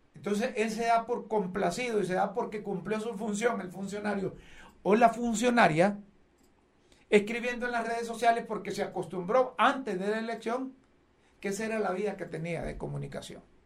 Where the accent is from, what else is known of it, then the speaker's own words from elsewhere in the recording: Honduras; a mí como hondureño